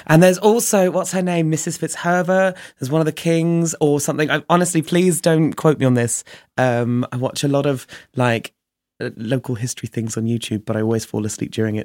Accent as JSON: {"language": "English", "town": "Chichester", "region": "South East England", "country": "United Kingdom", "tie": "born or raised there", "moved": "yes", "lives_now": "Brighton, United Kingdom", "said": "I grew up in a small town called Chichester"}